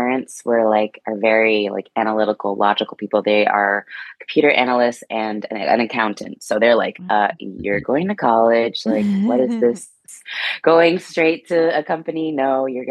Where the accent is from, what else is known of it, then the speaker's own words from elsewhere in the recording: California, United States; I'm from California.